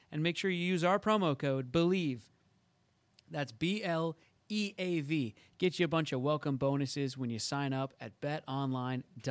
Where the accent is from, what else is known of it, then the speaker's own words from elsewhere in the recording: Seattle, Washington, United States; moved away as an adult; also born or lived in New York City; I'm from Seattle, but then I moved to New York to pursue acting and everything.